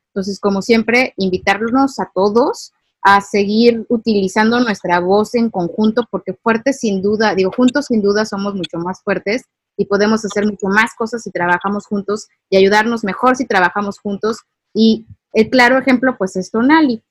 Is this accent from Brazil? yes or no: no; Mexico; nosotros como ciudadanos mexicanos